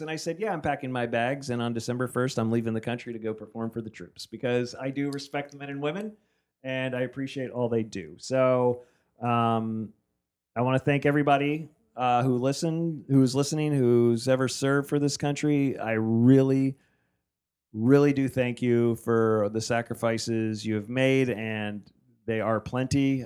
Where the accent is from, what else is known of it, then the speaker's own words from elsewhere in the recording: New Jersey, United States; moved away; I grew up in New Jersey.